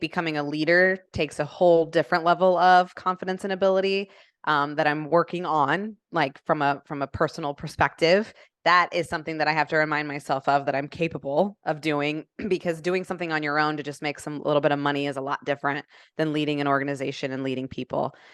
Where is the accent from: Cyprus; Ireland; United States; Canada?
United States; Indianapolis, Indiana; moved away as an adult; now in Atlanta, United States; born and raised in Indianapolis